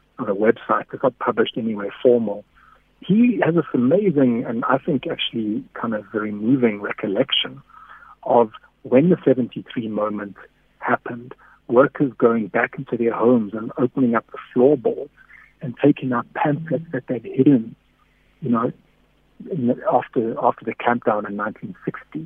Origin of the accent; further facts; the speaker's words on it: Durban, KwaZulu-Natal, South Africa; I grew up in Durban. I mean, I lived there and I grew up politically there.